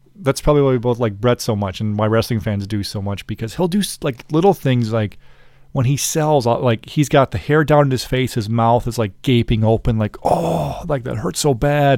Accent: United States; I'm an American

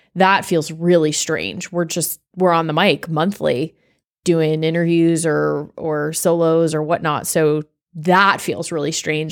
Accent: South Florida, United States; I'm from South Florida

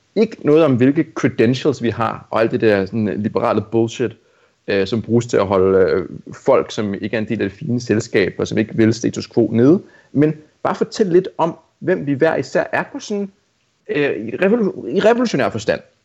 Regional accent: Amager, Capital Region of Denmark, Denmark; jeg er vokset op på Amager

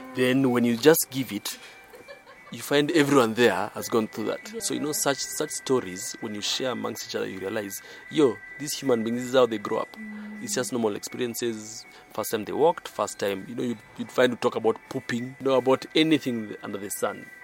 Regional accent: Nairobi, Kenya; I'm from Nairobi, Kenya

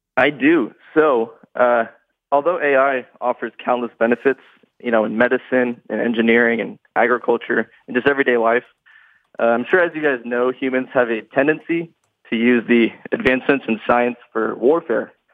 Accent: Dallas, Texas, United States; I'm from Dallas, Texas

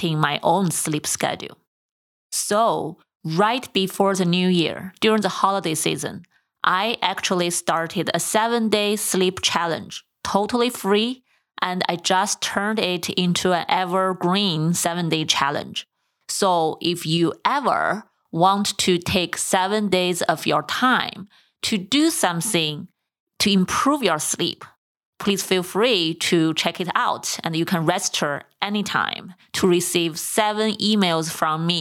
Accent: China; moved away; also born or lived in San Diego; I grew up in China

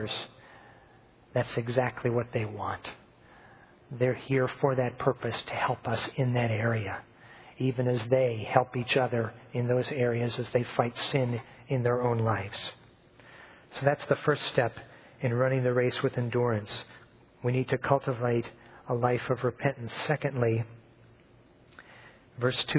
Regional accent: Bloomington, Indiana, United States; moved away as an adult; now in Zambia; I grew up in Bloomington, going to churches that you'd be familiar with if I named them to you

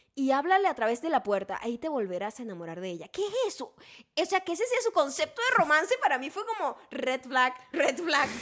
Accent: Venezuela; moved away; como buena venezolana me daban café con leche desde que era bebé

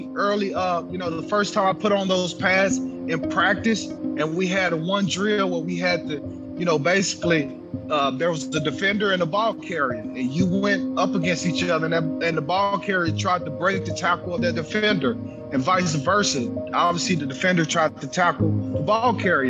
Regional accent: Texas, United States; growing up in Texas, it was hot

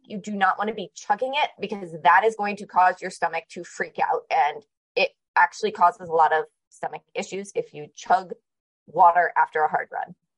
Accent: Connecticut, United States; now in Arizona, United States; I grew up in Connecticut

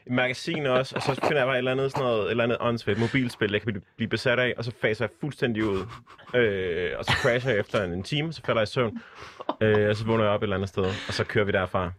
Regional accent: Southern Jutland, Southern Denmark, Denmark; jeg er fra Sønderjylland

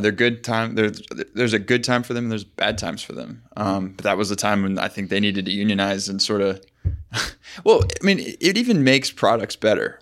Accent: Arizona, United States; moved away; I grew up in Arizona

